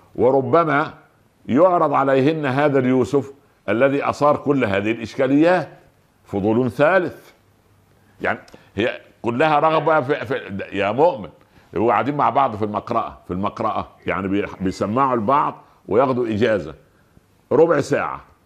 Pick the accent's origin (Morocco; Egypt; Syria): Egypt; عندنا في مصر